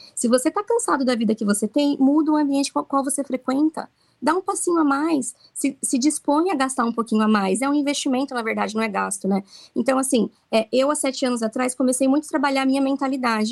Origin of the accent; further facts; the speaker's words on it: Brazil; now in Okinawa, Japan; Nós somos brasileiros aqui